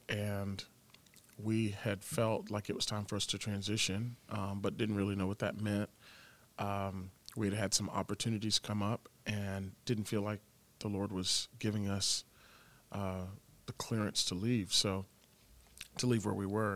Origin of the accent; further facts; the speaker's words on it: Tampa, Florida, United States; I grew up in Tampa